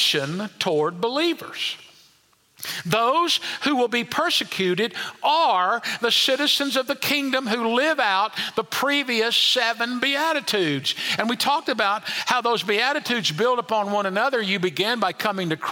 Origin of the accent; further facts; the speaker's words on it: United States; we as American believers don't suffer as much in the way of large-scale persecution